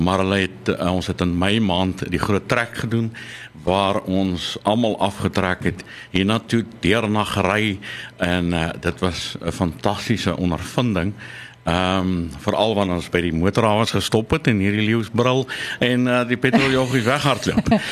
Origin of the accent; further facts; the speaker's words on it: Nelspruit, Mpumalanga, South Africa; moved away; also born or lived in Western Cape; ek is daar van Mpumalanga, uh Nelspruit